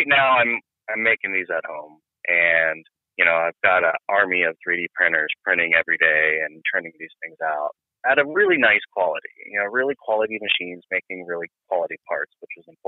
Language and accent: English; Northeast Ohio, United States; I'm from Ohio, Northeast Ohio. So there, when I was growing up, there's Lordstown and GM